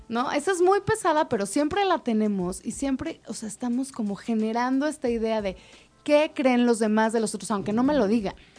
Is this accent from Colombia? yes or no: no; Mexico